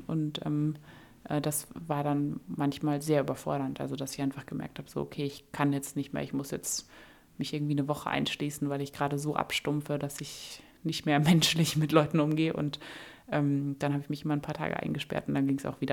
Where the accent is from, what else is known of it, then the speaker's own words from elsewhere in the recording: Germany; also born or lived in Kabul, Afghanistan / Hamburg, Germany; als Deutsche